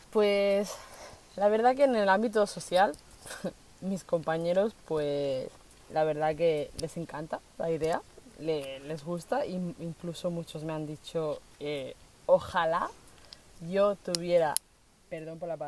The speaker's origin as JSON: {"language": "Spanish", "country": "Colombia", "said": "tenía a mi madre y a mi hermano aquí, que como os comentaba que somos de Colombia, pero se fueron hace un año y medio."}